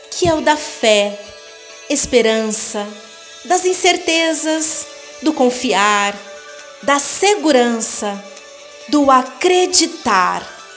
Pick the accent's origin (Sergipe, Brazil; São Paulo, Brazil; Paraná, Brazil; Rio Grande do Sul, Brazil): São Paulo, Brazil; now in Varginha, Brazil; E há 16 anos vim de São Paulo para Varginha, onde moro atualmente.